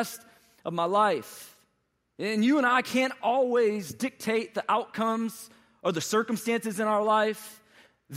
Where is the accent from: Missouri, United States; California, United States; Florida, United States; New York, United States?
Missouri, United States; St. Louis; moved away as an adult; now in Atlanta, United States; I was born and raised from in St. Louis, Missouri